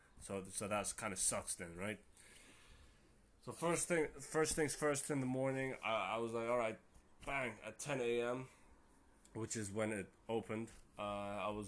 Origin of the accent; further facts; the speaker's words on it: Germany; I live in Germany. I'm from Germany. And I'm half Turkish and half Moroccan